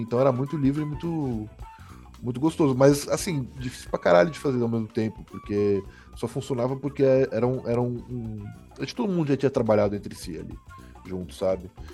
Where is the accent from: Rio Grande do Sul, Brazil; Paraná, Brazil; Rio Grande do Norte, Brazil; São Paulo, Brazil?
Paraná, Brazil; eu sou também do Paraná, uhum. assim, minha família, né, meu pai mora, morava lá